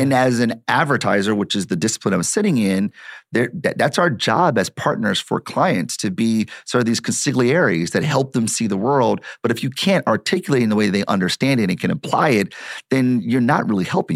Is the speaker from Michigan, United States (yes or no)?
yes; Detroit, Michigan, United States; I'm born and raised in Detroit